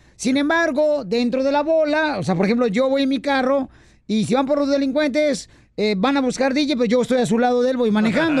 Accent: Jalisco, Mexico; en mi ciudad, este, la capital del mundo y puerta del cielo, Cotran, Jalisco

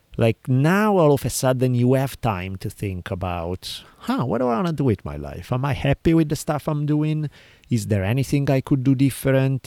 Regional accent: Italy; moved away; I grew up in Italy

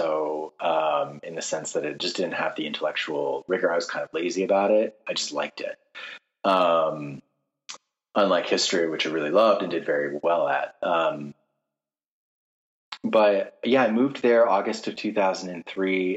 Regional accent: Massachusetts, United States; moved away; I'm from Massachusetts

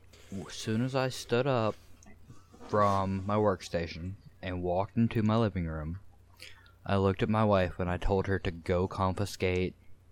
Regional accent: Arkansas, United States; I was born here in Arkansas.

